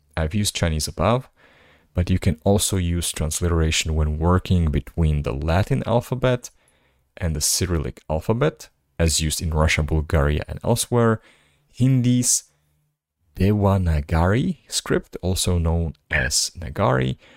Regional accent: Slovakia; first language Slovak; English is a second language; my native language, language that is Slovak

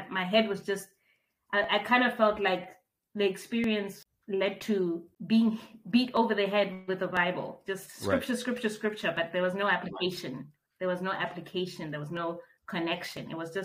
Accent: Bloemfontein, Free State, South Africa; moved away as an adult; also born or lived in Maseru, Lesotho / Grahamstown, Eastern Cape; born in Bloemfontein, lived my formative years all the way right through to high school in Bloemfontein

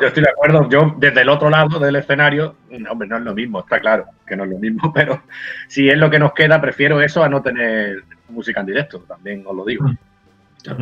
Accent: Benalmádena, Andalusia, Spain; en mi pueblo, yo soy de Benalmádena

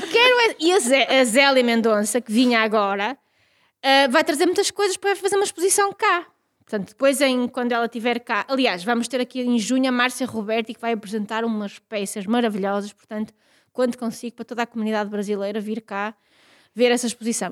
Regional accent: Vila Real, Douro, Norte, Portugal; da minha aldeia, que é uma aldeia no Douro, eh, em Vila Real, no Douro

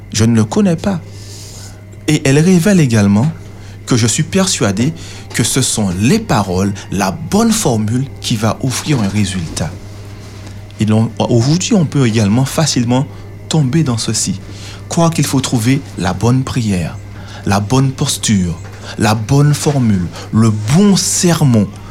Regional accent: Martinique; chez nous en Martinique, aux Antilles

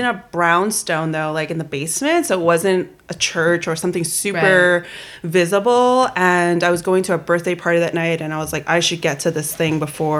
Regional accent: Queens, New York, United States; also born or lived in Brooklyn; Raised in Queens.

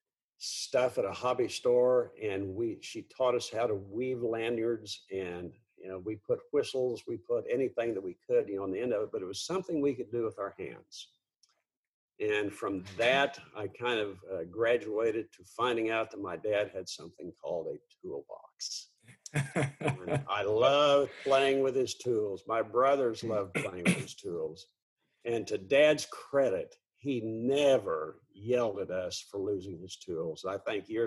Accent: south of Edmond, Oklahoma, United States; I was born in Oklahoma City, you know, in 1949

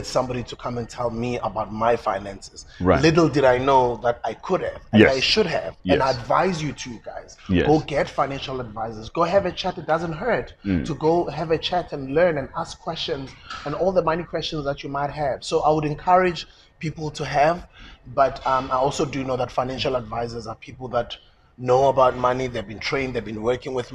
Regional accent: South Africa; Being an ordinary South African growing up in South Africa.

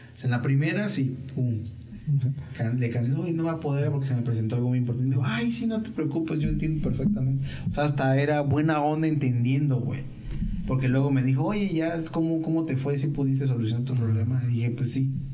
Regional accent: Mexico; yo soy, yo soy de México

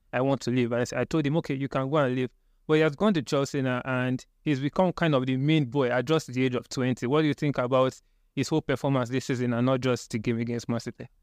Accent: Nigeria; as a Nigerian fan

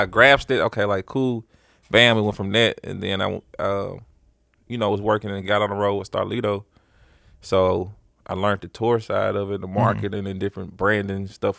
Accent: Memphis, Tennessee, United States; I'm originally from Memphis.

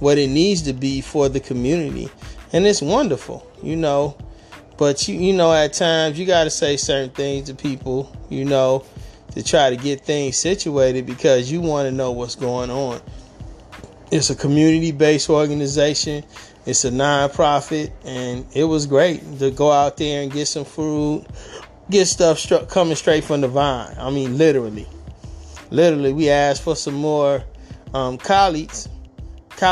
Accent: Detroit, Michigan, United States; moved away; I'm born and raised in Detroit

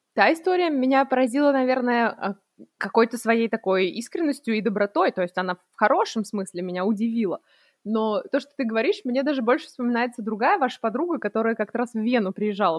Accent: Russia; moved away; я из России

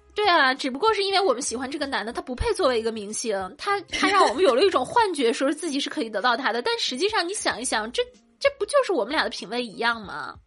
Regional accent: Shandong, China; 我们山东人

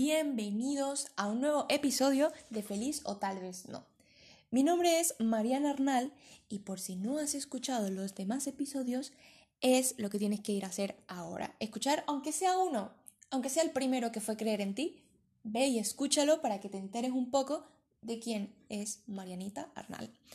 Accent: Venezuela; now in Spain; soy venezolana, pero vivo en España.

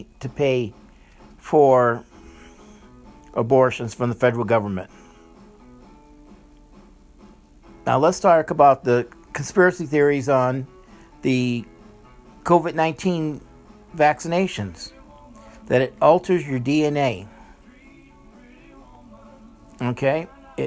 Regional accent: New Orleans, Louisiana, United States; I was born in New Orleans, Louisiana.

